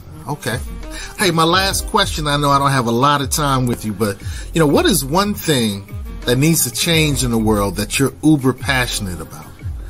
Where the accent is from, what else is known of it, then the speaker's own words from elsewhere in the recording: Columbus, Ohio, United States; Yeah, so I grew up in Columbus, Ohio, and almost went to OSU.